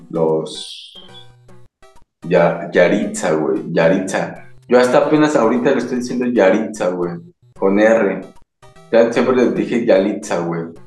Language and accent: Spanish; Mexico City, Mexico; Pero yo soy chilango, güey. Con, orgullo lo digo.